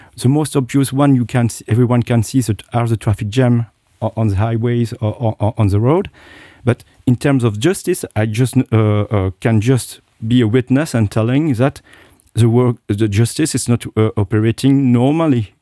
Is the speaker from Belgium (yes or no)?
yes; Belgium; moved away as an adult; also born or lived in Japan / United States / United Kingdom; now in Luxembourg; I was born in Asia, and I look like, uh, uh, uh, an Asian, and I do not realize it, you know? I grew up in Belgium